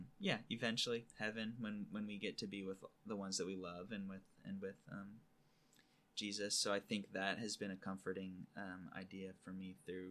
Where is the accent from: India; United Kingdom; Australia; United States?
United States; California; well, screw it, I'm from California, you know.